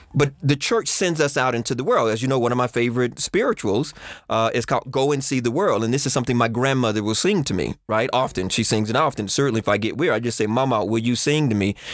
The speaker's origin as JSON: {"language": "English", "region": "Texas", "country": "United States", "tie": "born or raised there", "said": "Growing up in Texas"}